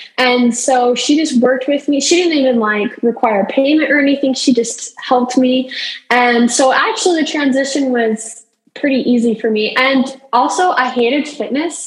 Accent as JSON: {"language": "English", "region": "Utah", "country": "United States", "said": "I am from Utah and I am Miss Duchesne County"}